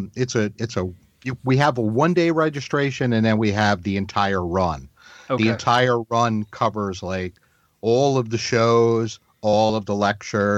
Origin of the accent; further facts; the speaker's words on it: New York, United States; also born or lived in Massachusetts; now in North Carolina, United States; I grew up in New York and then I moved to Massachusetts and then down here to North Carolina.